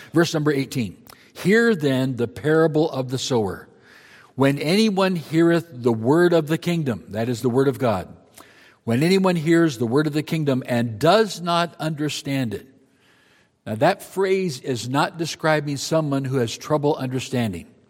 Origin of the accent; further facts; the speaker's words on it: Marshalltown, Iowa, United States; I grew up in Iowa